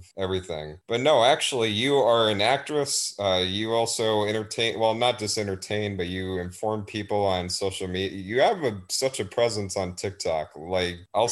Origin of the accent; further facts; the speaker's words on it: Texas, United States; I'm from Texas